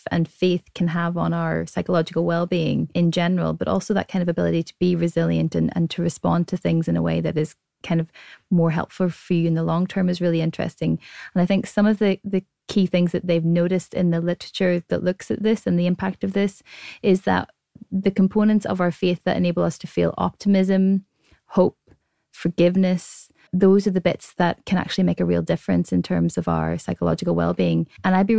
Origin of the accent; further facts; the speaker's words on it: Ireland; I'm Irish, and when we have a bereavement, we have a wake